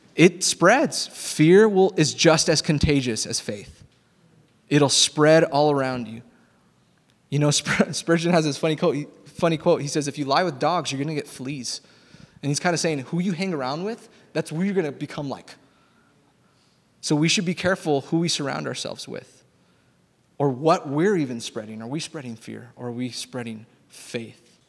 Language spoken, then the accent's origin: English; Texas, United States; I grew up in Texas